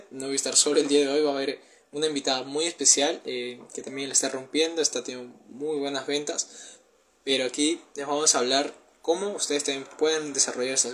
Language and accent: Spanish; Peru; tengo 19 años, soy de Perú